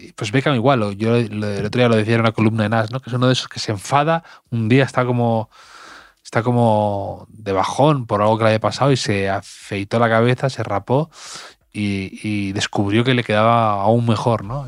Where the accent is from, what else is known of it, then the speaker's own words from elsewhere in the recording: Cantabria, Spain; mi pueblo, en, Cantabria